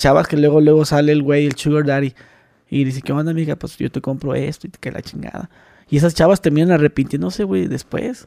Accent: Mexicali, Baja California, Mexico; soy de Mexicali

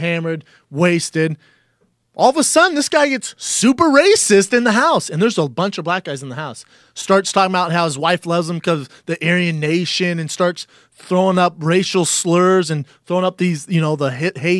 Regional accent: England, United Kingdom; Born and raised in England.

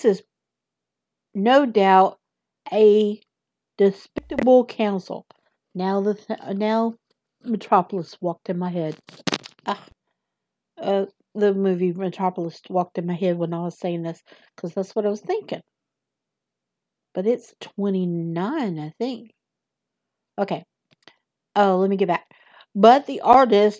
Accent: the South, United States; accent: southern; my southern accent

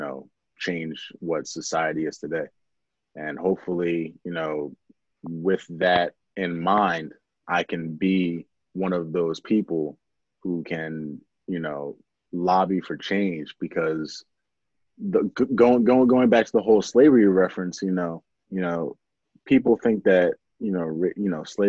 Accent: Pennridge School District, Pennsylvania, United States; Growing up in the Penn Ridge School District

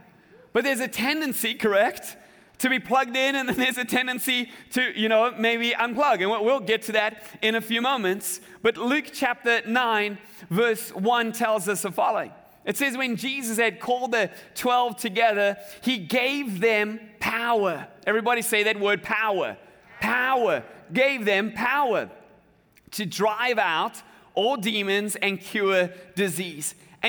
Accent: South Africa; I remember as a kid growing up in South Africa, we had these very large game reserves

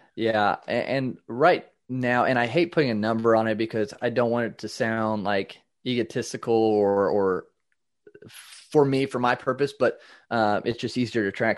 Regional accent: Indiana, United States; I am from Indiana, uh, in the United States

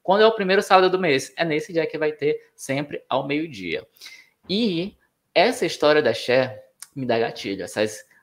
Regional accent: Manaus, Amazonas, Brazil; moved away; also born or lived in São Paulo; Gente, é longe, é longe. Eu já sou rodada, sou viajada, tá? Já, já olha o que eu já mudei dentro de Manaus, depois mudei para São Paulo, depois Mina

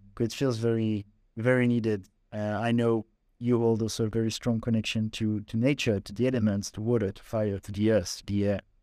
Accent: Paris, Île-de-France, France; moved away; I grew up in a very different environment, growing up in Paris and going to the mainstream system there

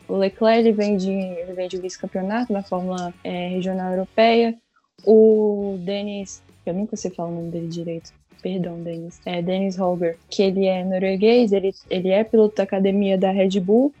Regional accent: Brazil; eu sou brasileira

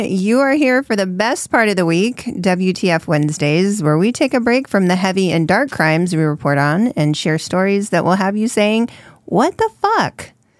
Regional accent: California, United States; I'm from California, so that's how that's pronounced.

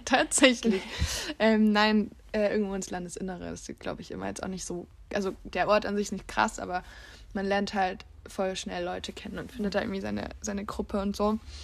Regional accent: Leipzig, Saxony, Germany; moved away as an adult; now in Bulgaria; Ich, wir kommen ja aus Leipzig und ich habe mhm. äh, in Leipzig auch Jura studiert

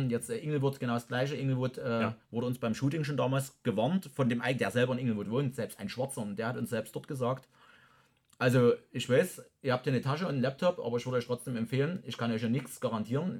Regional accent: Freital, Saxony, Germany; meiner Heimatstadt Freital dann äh, unweit von Dresden

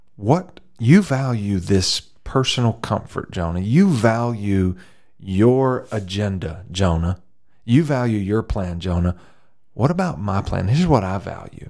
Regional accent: the South, United States; I grew up in the south

